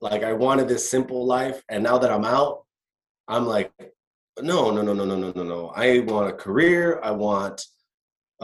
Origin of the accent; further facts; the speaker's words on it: Costa Mesa, California, United States; him and my mom met in Newport Beach, had me, bought a house in Costa Mesa